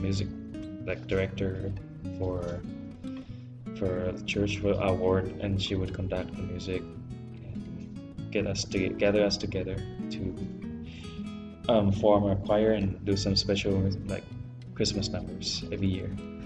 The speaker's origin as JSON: {"language": "English", "region": "Bangkok", "country": "Thailand", "moved": "yes", "said": "I'm from Thailand, from Bangkok"}